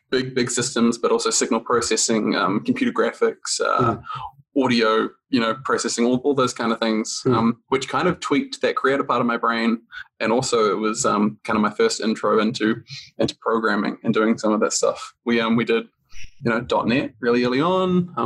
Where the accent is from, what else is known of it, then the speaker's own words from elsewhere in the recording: New Zealand; now in Stockholm, Sweden; I'm from New Zealand originally.